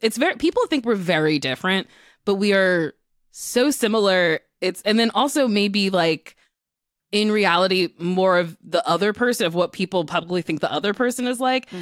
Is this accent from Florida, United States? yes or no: no; New Jersey, United States; New Jersey gave me New York City. Uh, I was an hour away from the city. I got to see a lot of Broadway shows in high school.